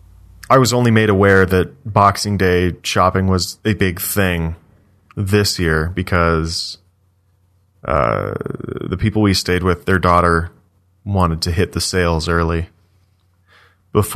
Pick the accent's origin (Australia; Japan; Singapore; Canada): Canada; being a Canadian, because you talk to Canadians everywhere all the time.